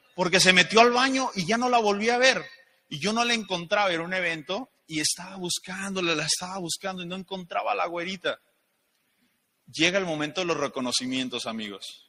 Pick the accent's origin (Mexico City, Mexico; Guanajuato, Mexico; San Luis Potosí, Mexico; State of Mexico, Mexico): Guanajuato, Mexico; León; also born or lived in Guadalajara; yo soy de León, Guanajuato